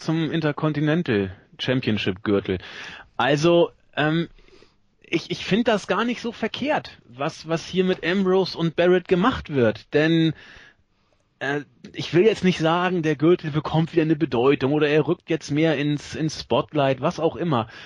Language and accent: German; Northern Germany, Germany; accent: norddeutsch; mit meinem norddeutschen Akzent